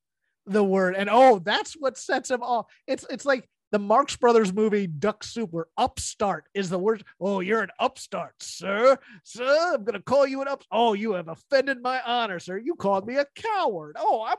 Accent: New York, United States; I'm from Long Island.

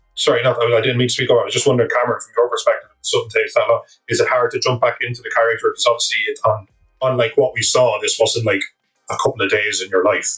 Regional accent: Ireland; as an Irishman myself

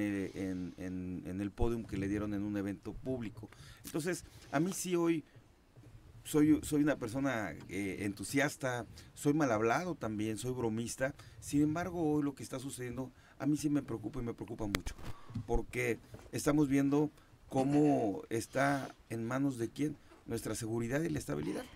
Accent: Huitzilac, Morelos, Mexico; vengo criado de Huitzilac

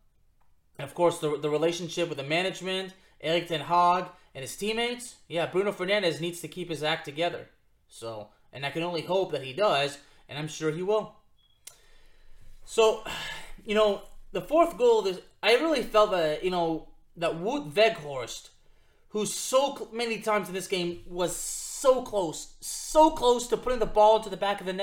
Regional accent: Lyon, Auvergne-Rhône-Alpes, France; moved away; We're both from Lyon, France

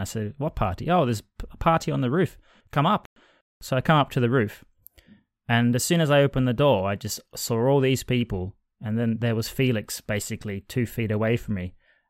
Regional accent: Australia; now in Liverpool, United Kingdom; I was from Australia.

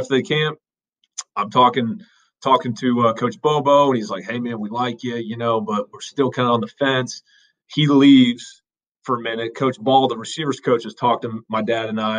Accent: Alpharetta, Georgia, United States; So Alpharetta. So, yeah, moved there

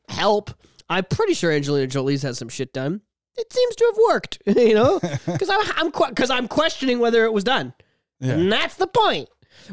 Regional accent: Canada; We're fucking hick-ass Canadians up here with our winter coats and our igloos, and our free healthcare.

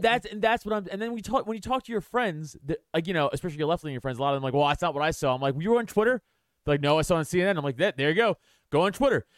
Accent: New York City, New York, United States; also born or lived in Philadelphia area, Pennsylvania; now in Philadelphia, United States; I'm from New York. I'm from Staten Island, but now I live, I live outside

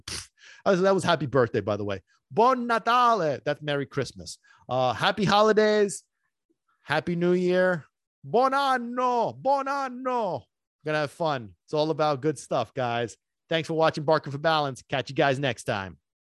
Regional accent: Sicily, Italy; moved away; I grew up in Sicily

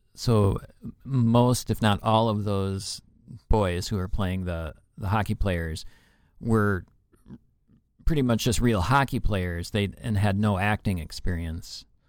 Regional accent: Minnesota, United States; we are in Minnesota. We're from Minnesota

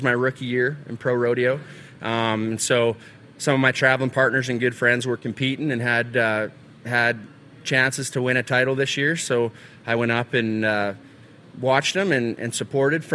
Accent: Calgary, Alberta, Canada; also born or lived in Texas; I was born in Calgary, Alberta

